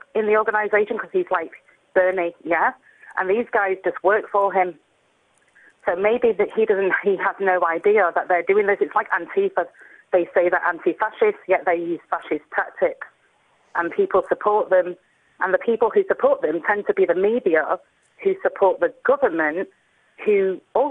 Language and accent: English; England, United Kingdom; I'm not American. I'm English